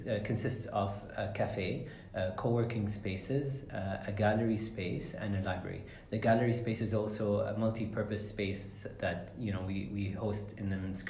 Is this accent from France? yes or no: no; Sharjah, United Arab Emirates; growing up in this building, there was a toy store called Wonder World